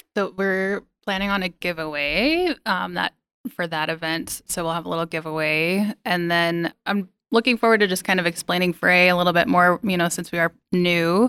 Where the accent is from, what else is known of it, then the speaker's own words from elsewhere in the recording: Billings, Montana, United States; moved away; I was born here as well, but it took me leaving, uh, and coming back to appreciate Billings a little bit more